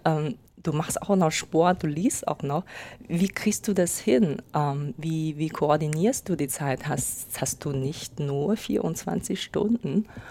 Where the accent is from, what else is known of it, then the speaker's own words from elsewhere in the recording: China; moved away as an adult; now in Germany; ich komme aus China und äh, lebe seit acht Jahren ungefähr in Deutschland